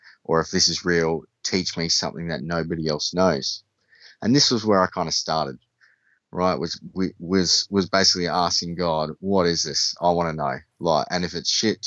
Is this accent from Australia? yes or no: yes; Australia; I'm from Australia, and I went to a private school. I had an interesting upbringing